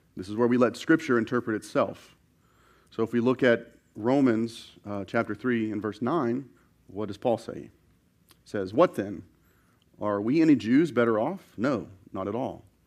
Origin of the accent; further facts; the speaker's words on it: the South, United States; growing up in the South